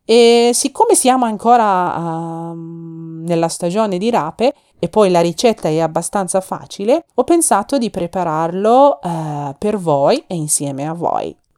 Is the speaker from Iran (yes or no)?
yes; Iran; now in Milan, Italy; un'iraniana che vive a Milano e cercherò di portare alle vostre case odori e sapori del mio paese Iran